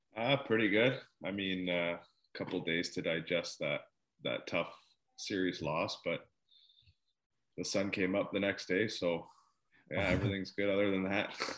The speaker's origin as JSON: {"language": "English", "town": "Mississauga", "region": "Ontario", "country": "Canada", "moved": "yes", "said": "I'm from Mississauga, Toronto area"}